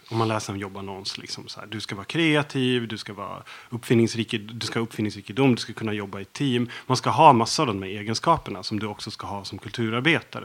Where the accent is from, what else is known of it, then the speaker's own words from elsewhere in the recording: Dalarna County, Sweden; jag är uppvuxen i Dalarna